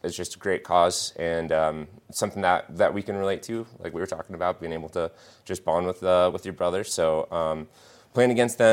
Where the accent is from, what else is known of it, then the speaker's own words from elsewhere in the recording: Denver, Colorado, United States; now in Vail, United States; I grew up in Denver